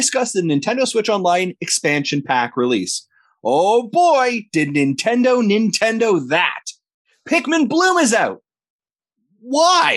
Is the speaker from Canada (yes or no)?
yes; Canada; a Canadian in the Great White North